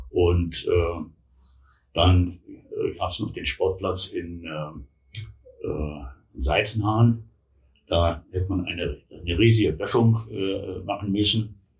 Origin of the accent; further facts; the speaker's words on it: Berlin, Germany; born there; now in Taunusstein, Germany; Ja, ich hab, äh, bin in Berlin geboren, war dann äh, am Ende des Zw